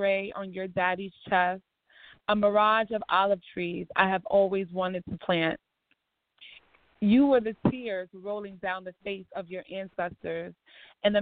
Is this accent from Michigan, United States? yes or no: no; New York, United States; also born or lived in Barbados; When I first came from Barbados, I lived in Harlem for most of my childhood. And now I live in the South Bronx